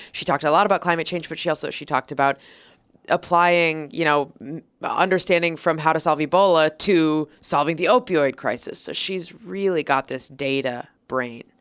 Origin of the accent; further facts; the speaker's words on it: Minnesota, United States; now in New York City, United States; I'm from Minnesota originally, but I live in New York City now